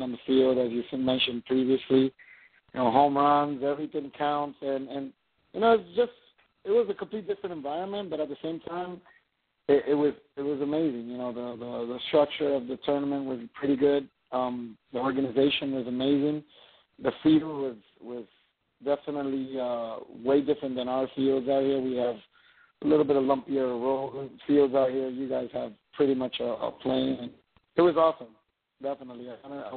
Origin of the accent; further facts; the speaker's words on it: Puerto Rico; I'm from Puerto Rico.